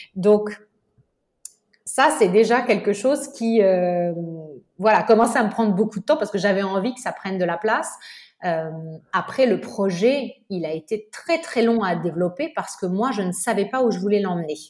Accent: Nice, Provence-Alpes-Côte d'Azur, France; moved away as an adult; also born or lived in Paris; j'ai grandi à Nice

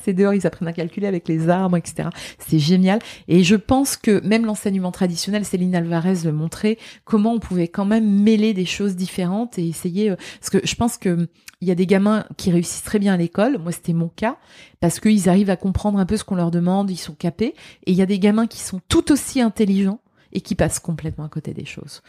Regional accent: Lorraine, Grand Est, France; moved away; also born or lived in Dubai; je suis Lorraine.

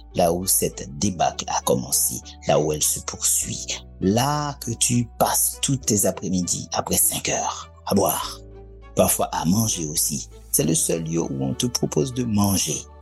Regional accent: Port-au-Prince, Ouest, Haiti; j'ai été élevé vraiment euh, près de la Grand Rue, moi. Donc j'ai vécu vraiment cette ville

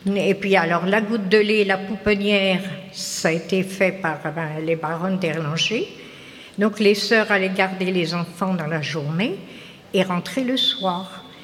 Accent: Tourgéville, Normandy, France; je suis originaire de Tourgéville-sur-Mer

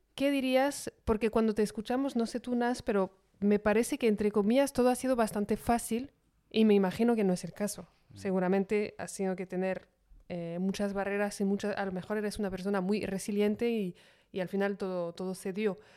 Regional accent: France; siendo francesa

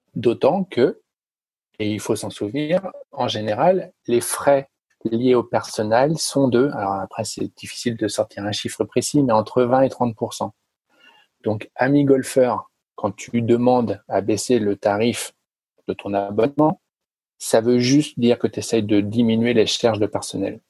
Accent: France; je suis français

